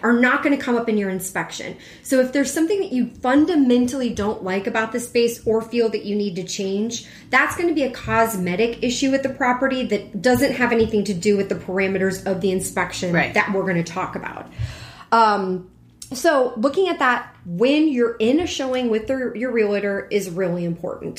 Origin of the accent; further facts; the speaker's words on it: Houston, Texas, United States; now in Chicago, United States; Growing up in Houston